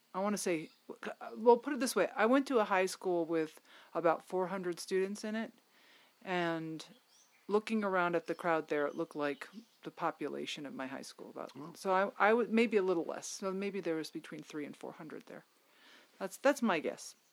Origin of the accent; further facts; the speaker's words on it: Connecticut, United States; my home state